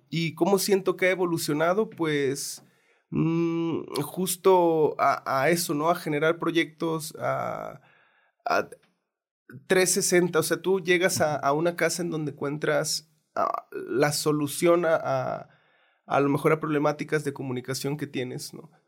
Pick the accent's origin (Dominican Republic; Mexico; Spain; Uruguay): Mexico; Santiago Ixcuintla, Nayarit; Yo, yo nací en Santiago Escuintla, Nayarit